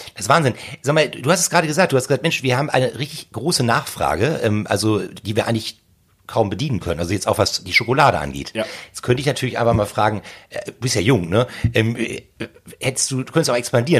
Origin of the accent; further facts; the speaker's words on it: Hamburg, Germany; bei uns in Hamburg